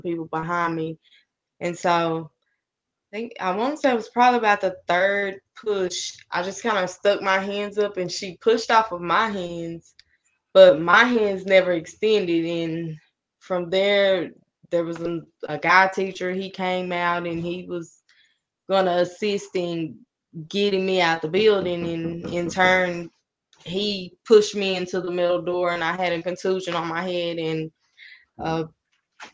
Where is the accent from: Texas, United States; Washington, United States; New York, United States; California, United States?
Texas, United States; Paris; also born or lived in Oklahoma; I'm originally from Armour, Oklahoma. We moved to Paris in 99